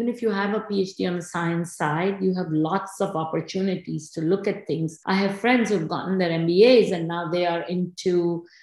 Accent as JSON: {"language": "English", "country": "India", "tie": "born or raised there", "moved": "as an adult", "lives_now": "New Jersey, United States", "said": "I grew up in India in the 70s."}